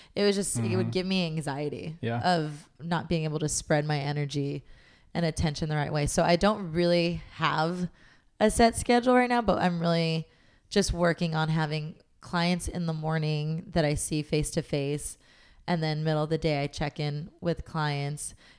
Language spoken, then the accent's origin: English; Long Beach, California, United States; now in Los Angeles, United States; it sound like I'm from New York. I came from like Long Beach.